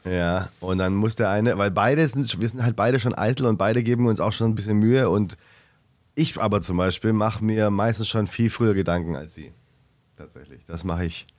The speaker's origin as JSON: {"language": "German", "town": "Stuttgart", "region": "Baden-Württemberg", "country": "Germany", "moved": "yes", "said": "ich komme aus Stuttgart"}